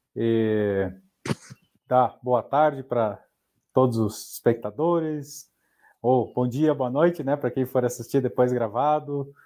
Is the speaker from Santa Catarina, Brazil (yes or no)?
yes; Porto União, Santa Catarina, Brazil; moved away; also born or lived in Curitiba; eu sou de Porto União, União da Vitória, ali na divisa do Paraná